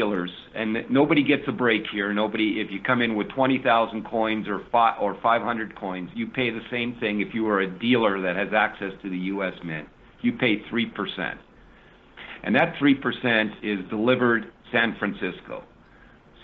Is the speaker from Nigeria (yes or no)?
no; Canada; now in United States; I'm now an American resident, so I'm not doing this by and sort of waving the Canadian flag